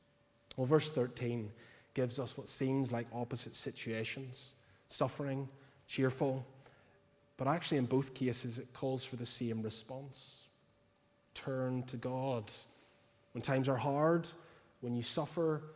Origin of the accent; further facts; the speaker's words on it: Portstewart, Northern Ireland, United Kingdom; I'm originally from Port Stewart